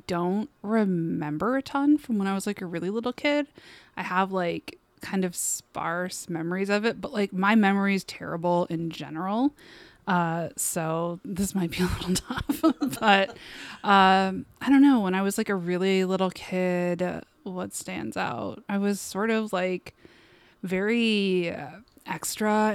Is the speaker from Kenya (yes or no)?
no; Westland, Michigan, United States; I grew up in Westland, Michigan.